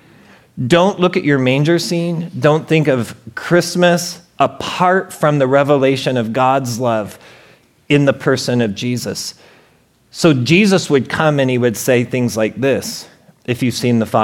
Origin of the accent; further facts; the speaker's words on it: Portland, Oregon, United States; I'm from Portland, Oregon